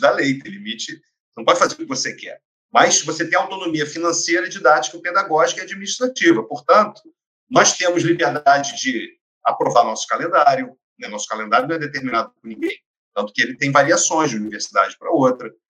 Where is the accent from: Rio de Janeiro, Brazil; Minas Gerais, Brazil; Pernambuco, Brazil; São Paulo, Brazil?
Rio de Janeiro, Brazil; Niterói; Eu sou nascido em Niterói, tive chance de estudar fora do país, etc. Mas sempre trabalhei em Niterói